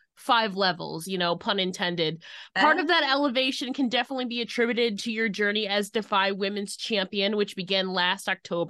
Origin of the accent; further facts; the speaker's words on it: Northeast, United States; I'm from the Northeast.